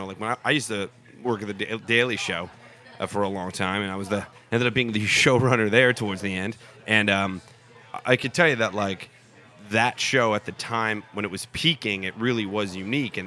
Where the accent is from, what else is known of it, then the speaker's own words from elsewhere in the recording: United States; I'm an American.